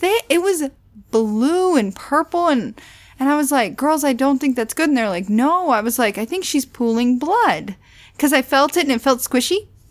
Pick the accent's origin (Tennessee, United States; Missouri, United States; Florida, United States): Missouri, United States; I'm from Missouri